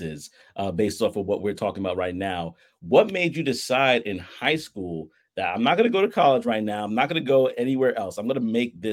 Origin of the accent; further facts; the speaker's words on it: New York City, New York, United States; we have Brooklyn as our roots